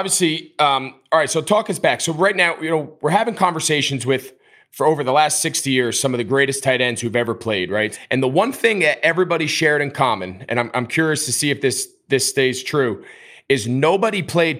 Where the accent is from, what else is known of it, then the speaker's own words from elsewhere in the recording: New Jersey, United States; I grew up outside of New York in New Jersey.